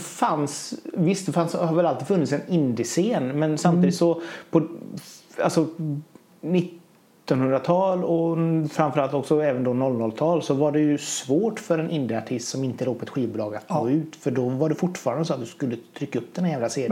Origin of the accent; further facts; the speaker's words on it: Hunnebostrand, Västra Götaland, Sweden; jag kommer från Hundbostrand